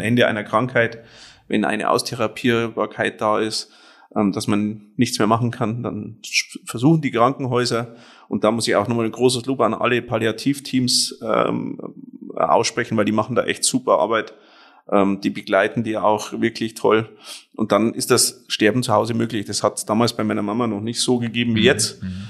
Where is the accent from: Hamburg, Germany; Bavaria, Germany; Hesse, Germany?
Bavaria, Germany; Penting; gebürtig komme ich aus äh, Penting